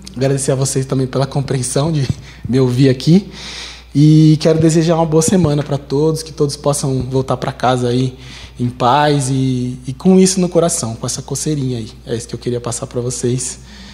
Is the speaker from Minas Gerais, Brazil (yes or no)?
no; Osasco, São Paulo, Brazil; a gente vinha de ônibus lá de Osasco